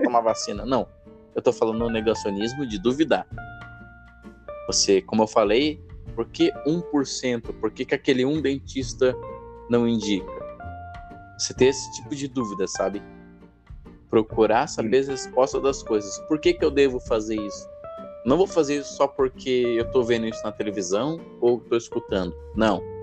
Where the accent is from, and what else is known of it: Brazil